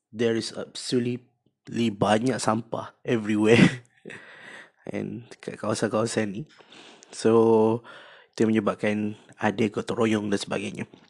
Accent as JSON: {"language": "Malay", "country": "Malaysia", "said": "Cakap uh, kami orang Malaysia."}